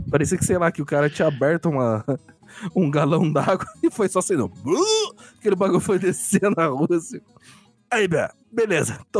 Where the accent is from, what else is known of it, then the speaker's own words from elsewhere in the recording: United States; Portuguese is a second language; Eu, eu sou dos Estados Unidos.